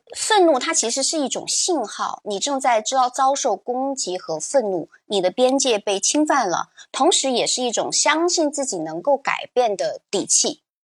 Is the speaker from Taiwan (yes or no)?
no; China; 对我们中国人来说